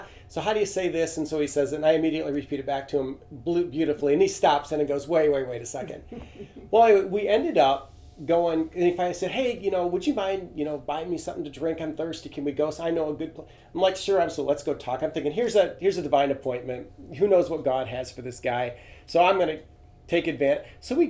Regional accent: Venezuela; English is a second language; I'm fluent in Spanish. I grew up in Venezuela, South America.

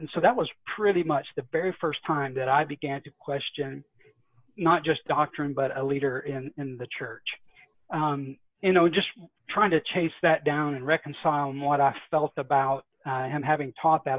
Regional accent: Atlanta, Georgia, United States; I grew up here in the Atlanta area uh, just west of Atlanta

